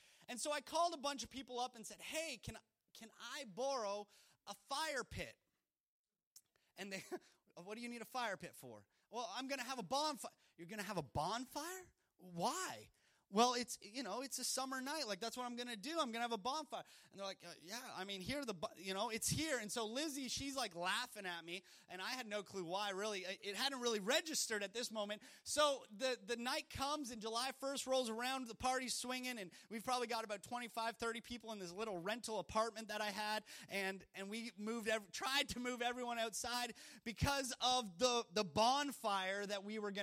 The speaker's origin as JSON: {"language": "English", "country": "Canada", "tie": "born or raised there", "moved": "as an adult", "lives_now": "Louisiana, United States", "said": "In Canada, growing up in Canada, it was wonderful"}